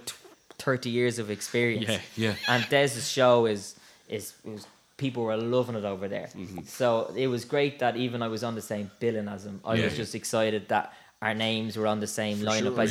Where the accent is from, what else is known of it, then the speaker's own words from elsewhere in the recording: Swords, Leinster, Ireland; growing up in Swords